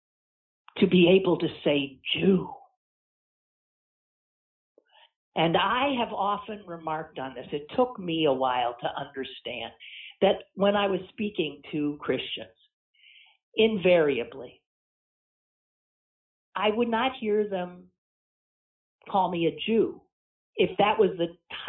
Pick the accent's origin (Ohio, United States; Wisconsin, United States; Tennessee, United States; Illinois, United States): Wisconsin, United States; moved away as an adult; Wisconsin, my home state